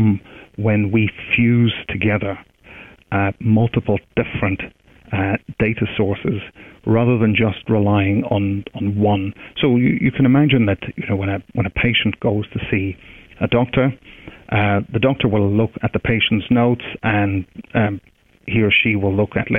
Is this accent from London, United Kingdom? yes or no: no; Derry, Northern Ireland, United Kingdom; also born or lived in Edinburgh; I'm from Derry in the north